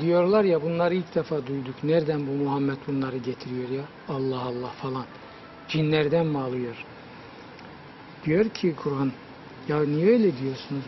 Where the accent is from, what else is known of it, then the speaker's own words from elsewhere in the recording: Black Sea Region, Turkey; bir hoca dinlemiştim çocukluğumda bizim Karadeniz'de.